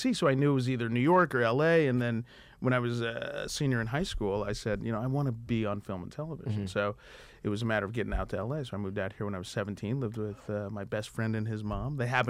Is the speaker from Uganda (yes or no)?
yes; Uganda; born there; I was born in Uganda. My parents were in the Peace Corps. My dad was a regional director in the Peace Corps.